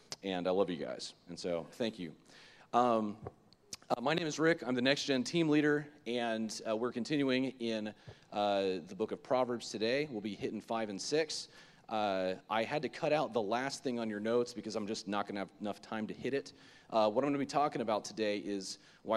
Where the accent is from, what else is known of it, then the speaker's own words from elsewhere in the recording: Lake Worth, Florida, United States; I grew up in Lake Worth, Florida, West Palm Beach area, and so from the ages of 0 to 18